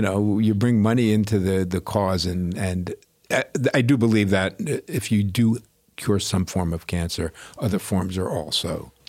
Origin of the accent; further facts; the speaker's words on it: Great Neck, New York, United States; New York City and then Long Island.